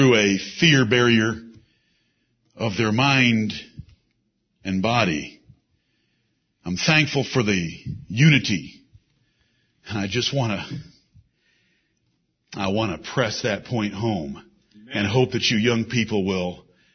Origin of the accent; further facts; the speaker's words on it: Ann Arbor, Michigan, United States; moved away; also born or lived in Singapore; I'm from Ann Arbor, Michigan